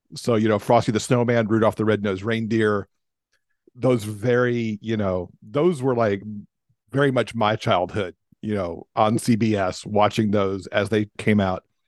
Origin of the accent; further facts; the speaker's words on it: Alabama, United States; also born or lived in Michigan; My mom and I moved from Michigan to Alabama.